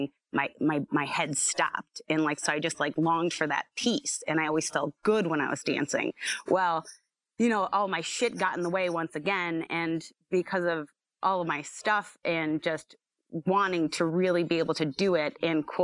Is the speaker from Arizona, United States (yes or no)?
no; Scranton, Pennsylvania, United States; I was born and raised here